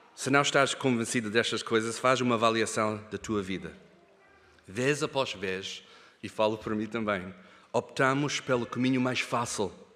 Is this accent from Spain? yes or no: no; Kenya; moved away; o privilégio de crescer na África, no Quênia, eu e a Hannah. Nós crescemos longe daqui, na África